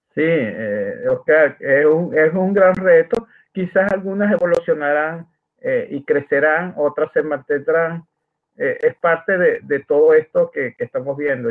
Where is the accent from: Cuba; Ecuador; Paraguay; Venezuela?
Venezuela; Maracaibo, Zulia; accent: Maracucho; una forma de hablar eh, en Venezuela, en Maracaibo, Estados Unidos, donde yo nací